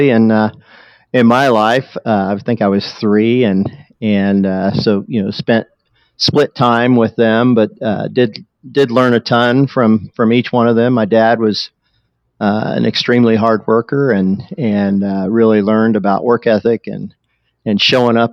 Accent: Muncie, Indiana, United States; I am a Hoosier, born and raised right here in the great state of Indiana.

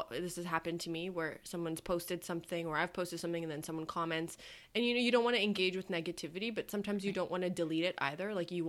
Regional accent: Canada; accent: Canadian

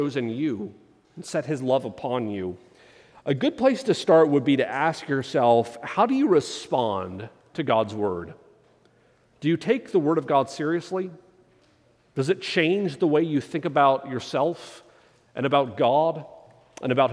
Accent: United States; as an American, I'm part of a historical nation when our country's only 250 years old

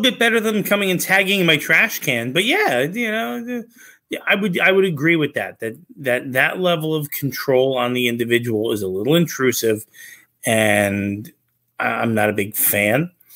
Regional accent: New Jersey, United States; I'm also from New Jersey

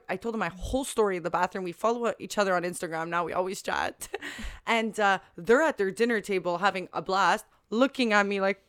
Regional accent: Canada; I'm from Canada.

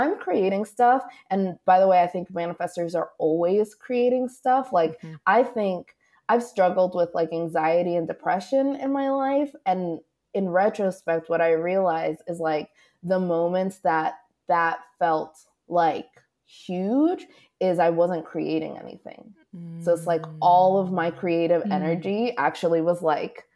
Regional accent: East Coast, United States; moved away as an adult; also born or lived in New York; now in Los Angeles, United States; I'm from the East Coast

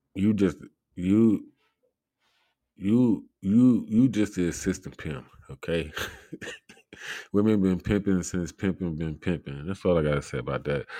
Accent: United States; I'm an American

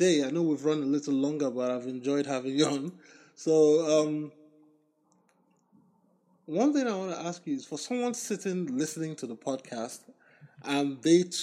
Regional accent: Nigeria; moved away as an adult; also born or lived in United States; growing up in Nigeria, I always had access to a library. When I came to college in the US

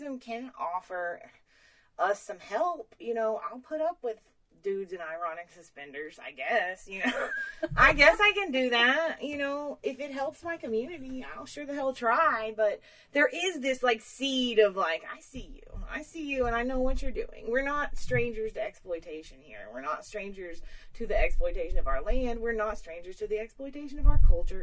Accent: Beartown Ridge Road, Kentucky, United States; accent: Appalachian; I was born on Beartown Ridge Road

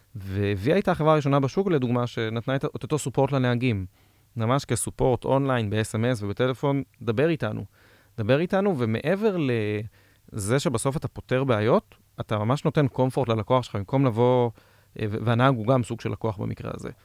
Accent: Israel; אנחנו ישראלים

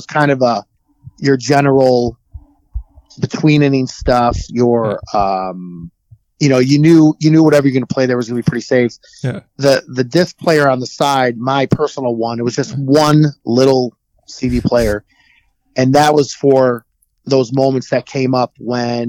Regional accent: Oak Lawn, Illinois, United States; I grew up on the south side. I grew up in Oak Lawn

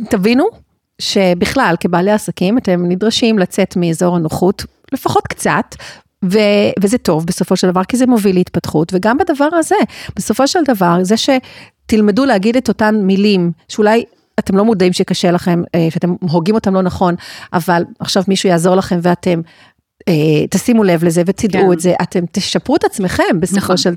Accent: Israel; born there; נולדתי בארץ

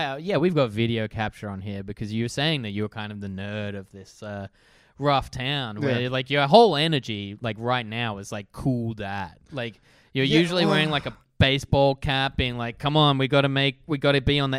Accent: Wassenaar, South Holland, Netherlands; I grew up in this suburb called Wassenaar.

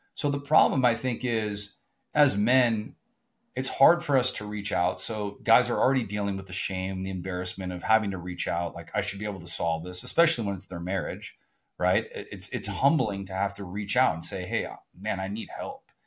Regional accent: Southern California, United States; I grew up in Southern California

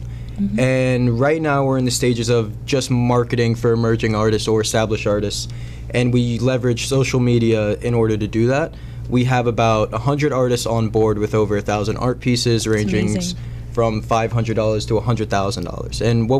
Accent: Tampa, Florida, United States; And I came up from Tampa, Florida, actually.

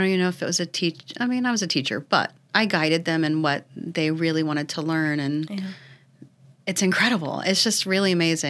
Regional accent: Ocala, Florida, United States; This is my hometown community, born and raised.

